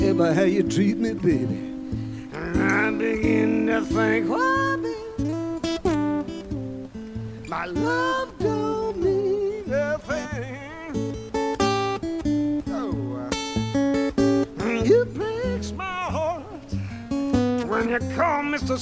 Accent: Malmesbury, Victoria, Australia; moved away; also born or lived in Melbourne; So I'm from Central Victoria. I grew up in Malmesbury, that's where I'm from.

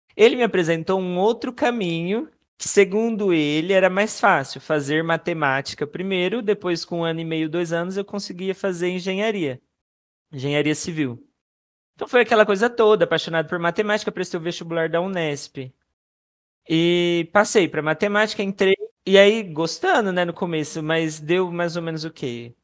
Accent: Sandovalina, São Paulo, Brazil; also born or lived in Presidente Prudente; nascido em Presidente Prudente, né? Mas sou de Sandovalina, né? Interior de São Paulo

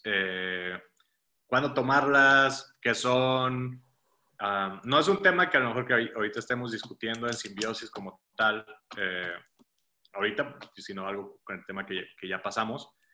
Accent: Ciudad Mante, Tamaulipas, Mexico; moved away as an adult; now in Monterrey, Mexico; en, Mante, que es de donde yo soy, nunca se hace, como que no se celebraba Halloween

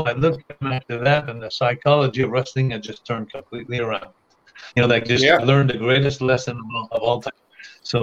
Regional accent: Montreal, Quebec, Canada; my hometown in Montreal

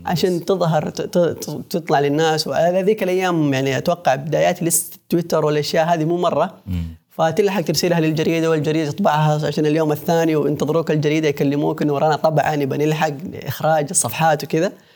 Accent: Mecca, Makkah Province, Saudi Arabia; انا من مكه

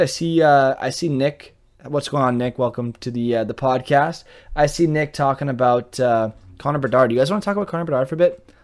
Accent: Montreal, Quebec, Canada; I speak French and I'm from Montreal, but I'm more of an Anglophone, right? Like, I, I speak English at home

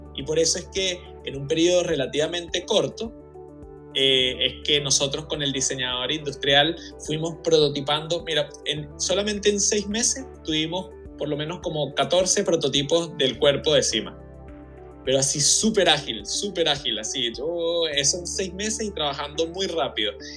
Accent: Venezuela; also born or lived in Chile; yo soy venezolano y chileno y mi esposa es venezolana y portuguesa, entonces siempre como que hemos tenido familia fuera de Venezuela

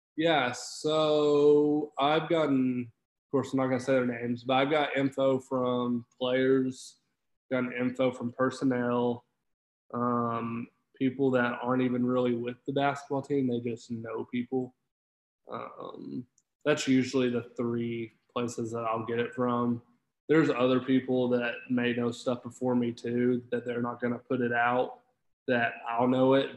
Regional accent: Fort Smith, Arkansas, United States; moved away as an adult; now in Fayetteville, United States; I'm from Fort Smith, which is about a 45 minutes hour south of here. Went yeah. to Greenwood High

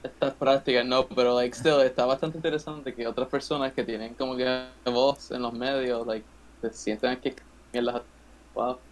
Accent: Puerto Rico; nuestra responsabilidad como ciudadanos puertorriqueños

